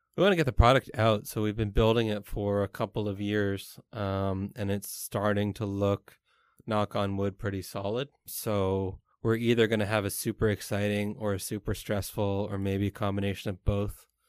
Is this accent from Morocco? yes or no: no; Canada; moved away as an adult; now in Taiwan; I'm Canadian